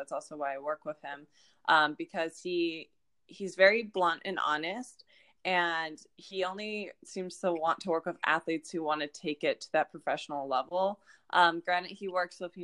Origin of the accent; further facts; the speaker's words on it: Akron, Ohio, United States; I'm from Akron, Ohio, and so is she